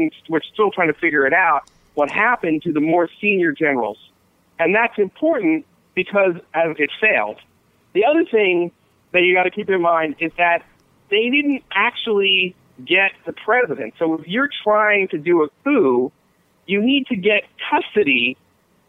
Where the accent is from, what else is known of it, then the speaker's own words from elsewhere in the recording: Philadelphia, Pennsylvania, United States; I'm from Philadelphia